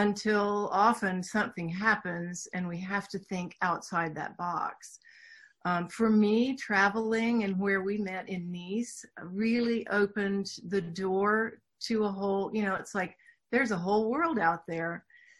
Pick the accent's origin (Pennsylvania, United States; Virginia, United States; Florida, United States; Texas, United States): Texas, United States; Houston; accent: Southern; Sure. Yes, I grew up in Houston, Texas. I can talk with a real Southern accent if I need to, but I worked really hard to lose that.